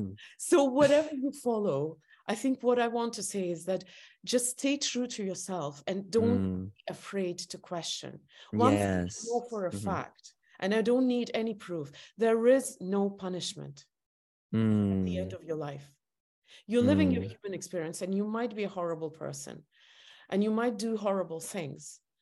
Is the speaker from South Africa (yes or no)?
no; Estonia; English is a second language; I come from Estonia.